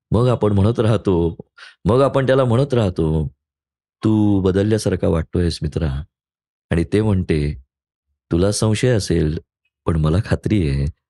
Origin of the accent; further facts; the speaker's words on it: Pune, Maharashtra, India; मी शनिवार पेठेमधला मुलगा आहे मी तिथेच वाढलो पहिली बारा चौदा वर्ष